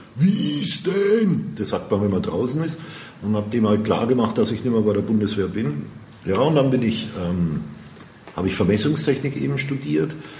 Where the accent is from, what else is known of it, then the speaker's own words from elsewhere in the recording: Würzburg, Bavaria, Germany; Bin ein Urgestein, Würzburger. City. Würzburg City. Ich bin geboren in der Innenstadt, aber aufgewachsen in Grombü.